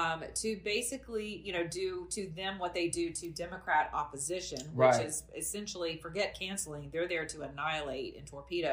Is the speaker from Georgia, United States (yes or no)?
yes; Atlanta, Georgia, United States; I'm from Atlanta, Georgia.